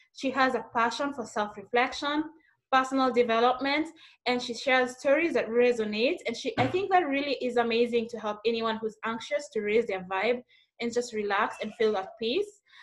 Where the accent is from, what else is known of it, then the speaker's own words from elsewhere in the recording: Kenya; somebody who's coming from Kenya